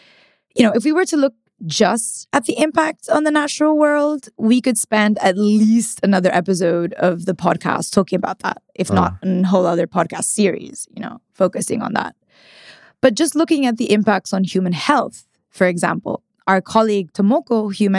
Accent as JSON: {"language": "English", "region": "northern Italy", "country": "Italy", "said": "So I'm from Northern Italy"}